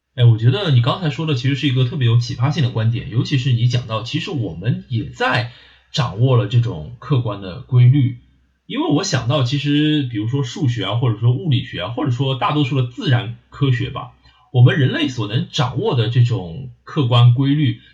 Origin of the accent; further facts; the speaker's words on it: Shanghai, China; accent: Shanghainese; 我说上海话的时候呢，就油腔滑调